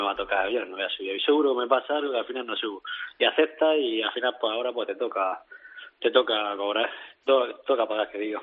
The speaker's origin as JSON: {"language": "Spanish", "region": "Region of Murcia", "country": "Spain", "said": "yo soy de aquí de Murcia"}